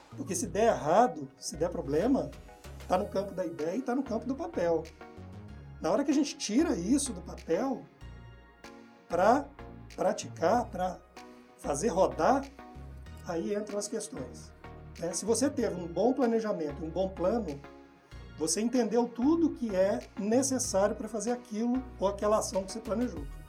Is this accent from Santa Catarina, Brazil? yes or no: no; Ouro Preto, Minas Gerais, Brazil; moved away; Eu sou de Ouro Preto